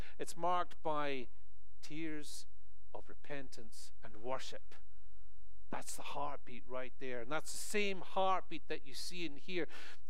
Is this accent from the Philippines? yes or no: no; Scotland, United Kingdom; moved away as an adult; now in United States; especially as a Scotsman coming into this country, and I've been here for over 13 years now, you know, I go back home, people think I'm American. They do. They think I've lost my accent so much.